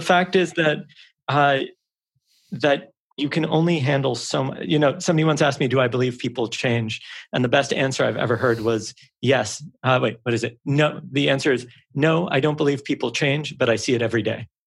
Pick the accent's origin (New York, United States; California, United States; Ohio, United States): New York, United States; New York City; I'm from a small island in the northeast of the US. And they go, oh, what island? I go, Manhattan.